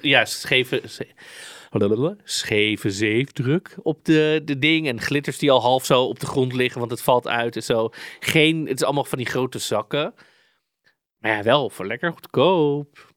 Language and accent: Dutch; Amsterdam, North Holland, Netherlands; accent: Amsterdam; kom ik met mijn Amsterdamse accent